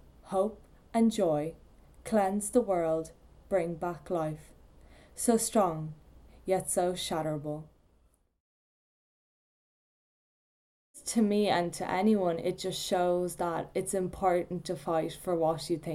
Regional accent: Poland; now in Ireland; I come from Poland

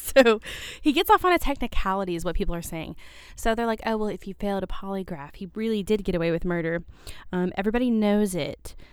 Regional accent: Shepherdsville, Kentucky, United States; grew up in a town just south of Louisville

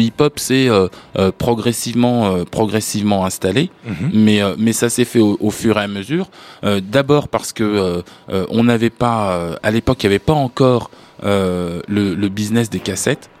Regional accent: France

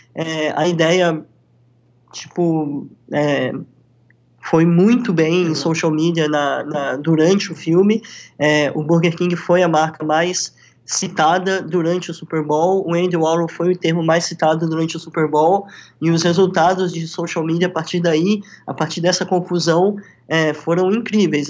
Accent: Brazil; now in Miami, United States; como brasileiros

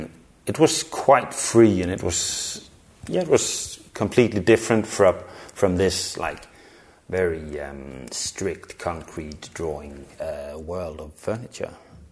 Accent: Denmark; moved away as an adult; now in Copenhagen, Denmark; I grew up in Jutland, several places, but... Yeah. I moved to Copenhagen

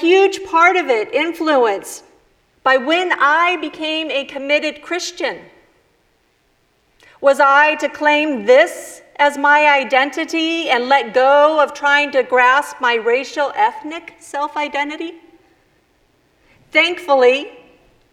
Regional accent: Chicago, Illinois, United States; also born or lived in Mexico City, Mexico; I was born in Chicago. Chicana from Chicago

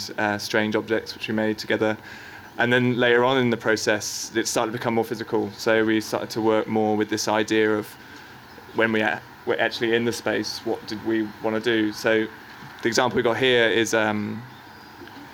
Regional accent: England, United Kingdom; now in Sydney, Australia; as an Englishman

